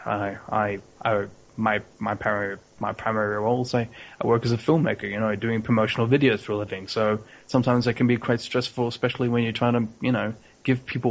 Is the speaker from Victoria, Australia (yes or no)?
yes; Melbourne, Victoria, Australia; also born or lived in Hobart, Tasmania; now in Brisbane, Australia; I'm originally from Melbourne, and if we go even further back in time, I was actually born in Tasmania in a little place called Hobart